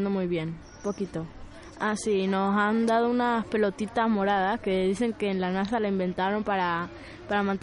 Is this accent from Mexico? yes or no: no; Venezuela; now in Spain; Yo de Venezuela. Venezuela.